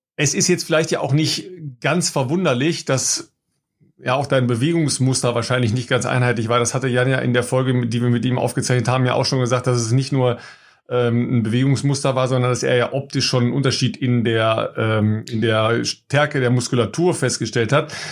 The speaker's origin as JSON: {"language": "German", "country": "Germany", "said": "wir als Deutsche"}